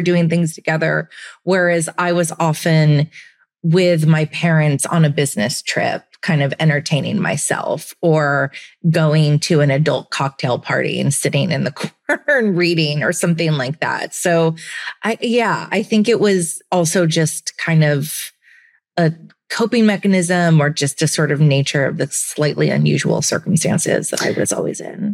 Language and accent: English; Santa Cruz, California, United States; now in New York, United States; I grew up in Santa Cruz, which is a beach town